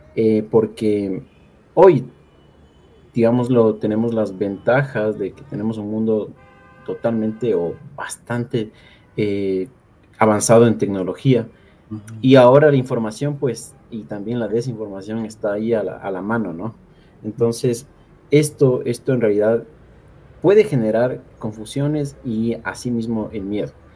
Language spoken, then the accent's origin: Spanish; Ecuador; como ecuatorianos, como ciudadanos